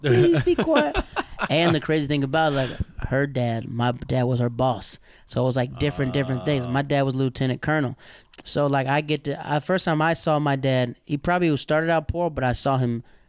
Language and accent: English; the South, United States; Dog, I'm from the South. Like, when you yell at somebody, it's time to fight.